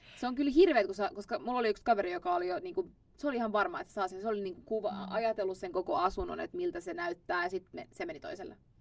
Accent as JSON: {"language": "Finnish", "country": "Finland", "moved": "as an adult", "lives_now": "Stockholm, Sweden", "said": "Mä oon Suomesta"}